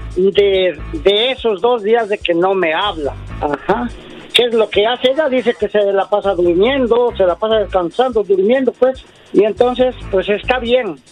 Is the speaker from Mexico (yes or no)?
yes; Puebla, Mexico; yo soy de México, del estado de Puebla